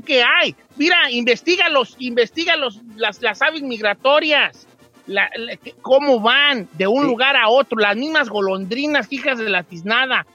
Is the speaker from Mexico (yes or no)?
yes; Mexico; nuestro lenguaje este, que tenemos como latinos o mexicanos, sí, pues mexicanos específicamente